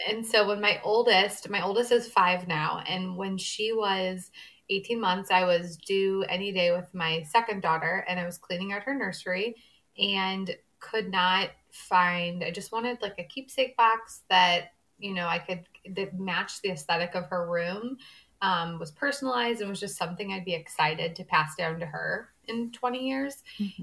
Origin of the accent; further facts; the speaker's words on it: St. Louis, Missouri, United States; I grew up in St. Louis, Missouri, born and raised here